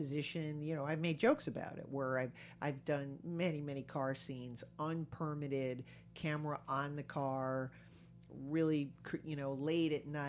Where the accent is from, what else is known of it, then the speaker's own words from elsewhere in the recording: East Coast, United States; I'm from the East Coast. Yeah. I was in New York.